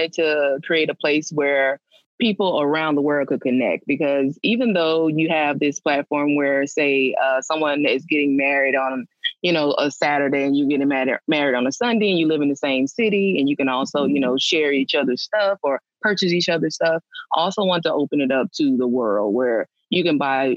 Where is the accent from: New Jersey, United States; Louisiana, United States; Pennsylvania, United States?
Louisiana, United States; I'm from Louisiana